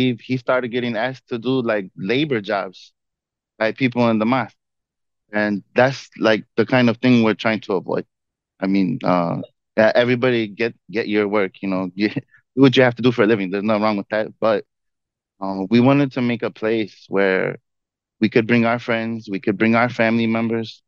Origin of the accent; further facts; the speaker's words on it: Chicago, Illinois, United States; I grew up in Rogers Park, which is very diverse